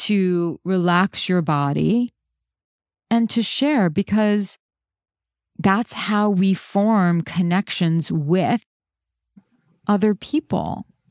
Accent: New York City, New York, United States; I'm a New Yorker

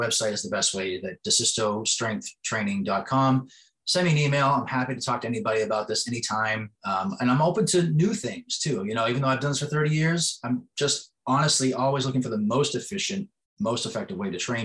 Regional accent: East Coast, United States; moved away as an adult; now in West Coast, United States; When I grew up on the East Coast and I came out to the West Coast all those years ago

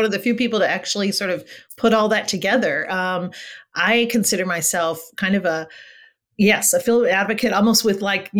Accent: Los Angeles, California, United States; first language Spanish; English is a second language; I grew up here in LA in the Valley, Valley girl.

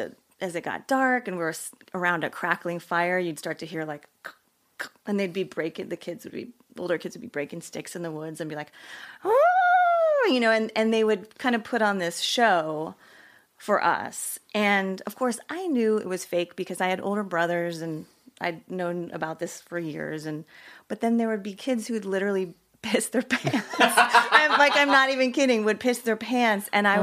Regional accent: New Jersey, United States; also born or lived in Pennsylvania; I grew up in New Jersey.

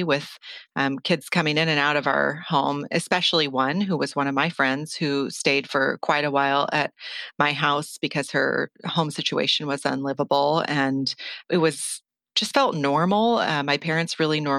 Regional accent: Flagstaff, Arizona, United States; now in Los Angeles, United States; I'm from Northern Arizona, Flagstaff to be specific, and I grew up with one sister and two parents

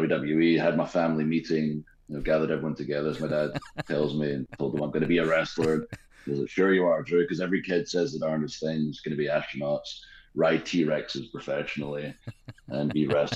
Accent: Scotland, United Kingdom; moved away as an adult; also born or lived in Tampa, Florida, United States; now in Nashville, United States; I grew up in Scotland. It's cold and wet all the time. And then I moved to America, and I moved to Tampa

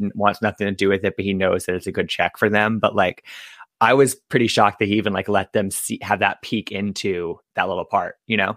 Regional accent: East Coast, United States; also born or lived in Michigan; I'm from the East Coast

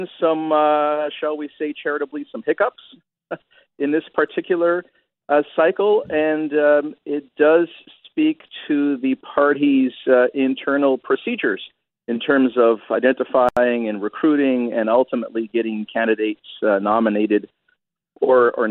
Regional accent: Brampton, Ontario, Canada; I had a Broadbent poster up in my locker, you know, circa grade 9, grade 10, growing up in Brampton

